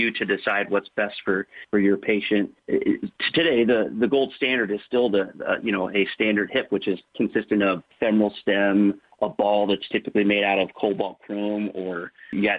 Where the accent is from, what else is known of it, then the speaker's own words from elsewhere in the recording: Northern Indiana, United States; also born or lived in Kansas City, Missouri; now in Warsaw, United States; I grew up in Northern Indiana.